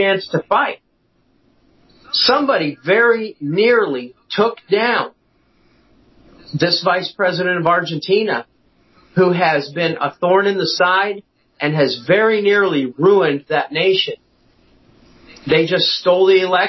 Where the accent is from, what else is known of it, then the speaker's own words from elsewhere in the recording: Iowa, United States; my home state of Iowa